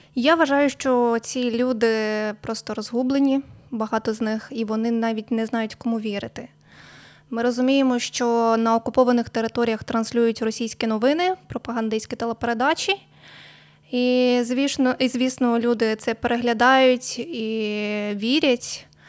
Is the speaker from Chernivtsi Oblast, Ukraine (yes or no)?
yes; Mamalyha, Chernivtsi Oblast, Ukraine; все своє життя я проживаю в Чернівецькій області. Народилась я в селі Мамалига